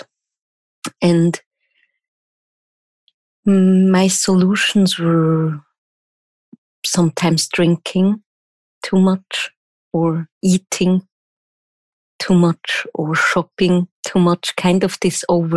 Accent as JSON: {"language": "English", "country": "Switzerland", "first_language": "German", "second_language": "English", "said": "I'm from Switzerland and I'm German speaking native. So English is not my first language, obviously"}